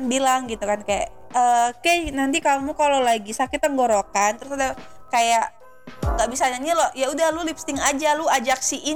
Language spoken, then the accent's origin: Indonesian; Depok, West Java, Indonesia; kita orang Depok loh mohon